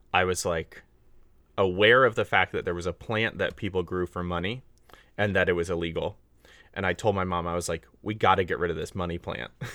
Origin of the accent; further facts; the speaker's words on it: Northern California, United States; I grew up in California